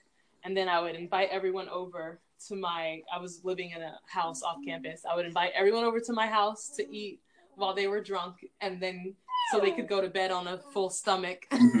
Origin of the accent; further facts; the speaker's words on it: Newport Beach, California, United States; And a lot of students actually assumed that because I was from Newport Beach, that I was rich.